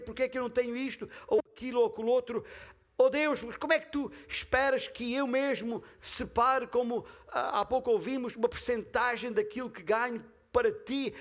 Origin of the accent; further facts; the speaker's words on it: Beja, Alentejo, Portugal; castelo de Beja, a minha terra natal